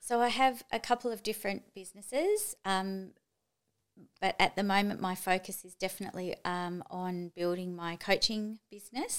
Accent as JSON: {"language": "English", "town": "Melbourne", "region": "Victoria", "country": "Australia", "also_born_or_lived": "Japan / Chile / Tokyo", "moved": "yes", "lives_now": "Gold Coast, Australia", "said": "I'm from Melbourne"}